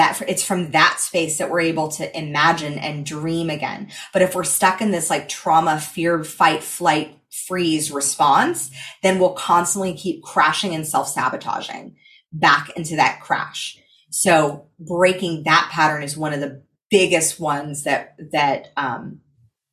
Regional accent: California, United States; I come from California

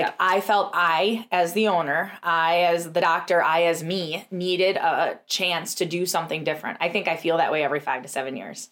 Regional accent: Tomahawk, Wisconsin, United States; we had an amazing practice in Tomahawk, which was our first location, is my hometown

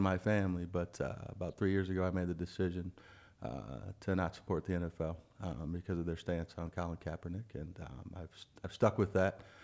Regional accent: Iowa, United States; we're all from Iowa

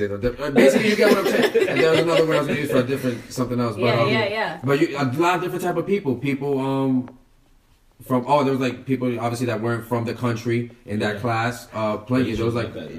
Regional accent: New York City, New York, United States; I'm from Harlem. Like, I'm from, I'm from the hood.

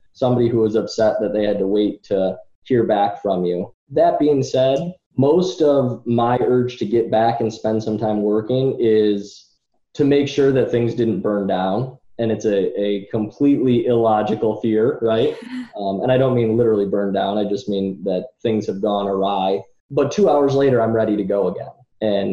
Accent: Rochester, New York, United States; I'm from Rochester, New York

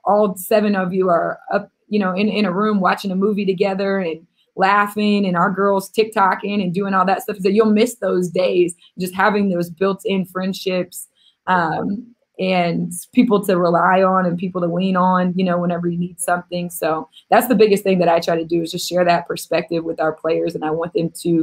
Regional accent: Missouri, United States; I'm a kid from Missouri

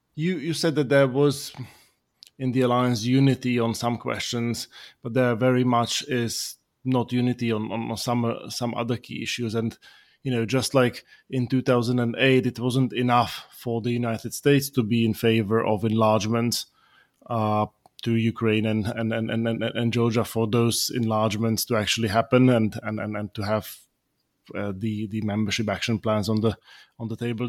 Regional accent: Slovakia; moved away; I'm from Slovakia.

